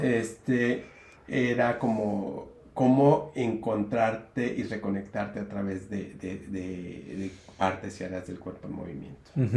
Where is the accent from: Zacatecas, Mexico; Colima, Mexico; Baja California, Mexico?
Colima, Mexico; also born or lived in United States; desde primaria, después en secundaria ya empecé a hacer decisiones y empecé a bailar folclore, que era lo único que había en, en Colima